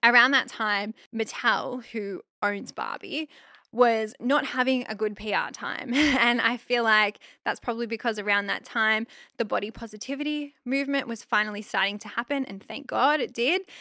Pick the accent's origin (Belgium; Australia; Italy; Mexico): Australia; I'm Aussie.